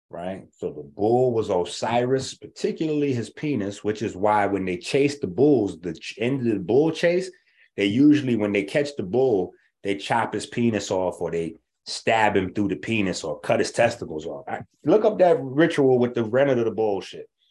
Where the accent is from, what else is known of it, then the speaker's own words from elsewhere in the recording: New York, United States; I'm from New York.